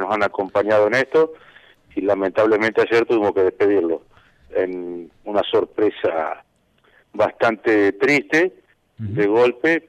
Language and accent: Spanish; Bonifacio, Buenos Aires Province, Argentina; soy de, Bonifacio de toda la vida